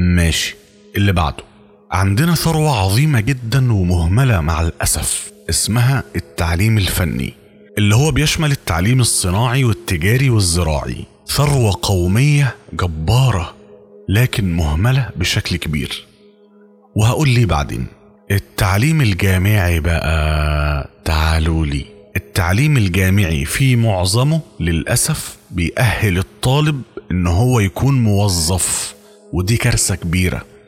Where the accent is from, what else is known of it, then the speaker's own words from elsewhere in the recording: Egypt; وإحنا عندنا في مصر